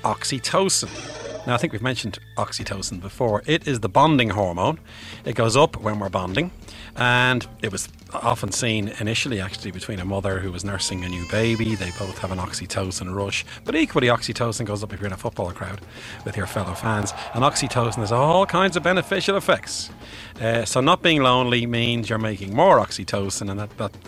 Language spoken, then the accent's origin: English; Bray, Leinster, Ireland; I'm from Bray, County Wicklow